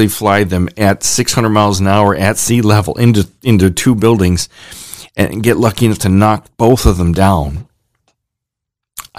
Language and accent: English; Ohio, United States; I'm from Ohio